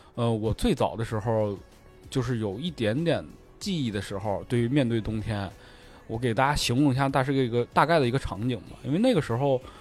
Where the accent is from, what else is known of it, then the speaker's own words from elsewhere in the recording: Northeast China, China; moved away; 我们作为一个东北人